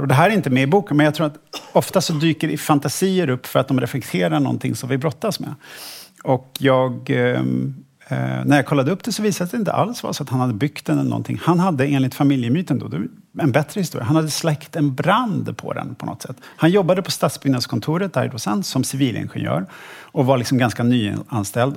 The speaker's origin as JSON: {"language": "Swedish", "town": "Stockholm", "region": "Stockholm County", "country": "Sweden", "tie": "born or raised there", "said": "jag är född och uppvuxen i Stockholm"}